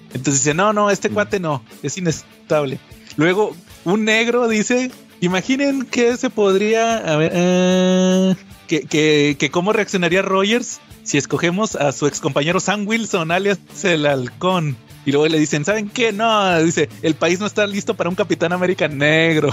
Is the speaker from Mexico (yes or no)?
yes; Mexico; en México que somos tan nacionalistas